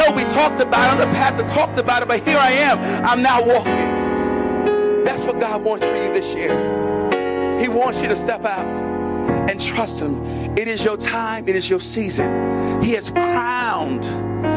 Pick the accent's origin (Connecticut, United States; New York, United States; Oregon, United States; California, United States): New York, United States; New York City; moved away as an adult; also born or lived in Hackensack, New Jersey; I'm born and raised in the South Bronx